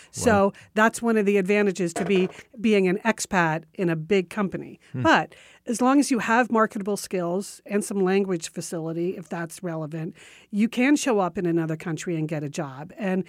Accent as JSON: {"language": "English", "town": "Washington", "region": "District of Columbia", "country": "United States", "tie": "born or raised there", "said": "I'm in my mid-30s with a stressful PR job in my hometown of Washington, D.C."}